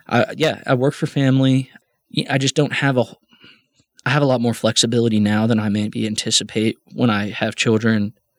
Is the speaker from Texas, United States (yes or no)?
yes; Midland, Texas, United States; also born or lived in Loveland / North Carolina; I was raised here in Midland. I wasn't born here. I was born in Loveland.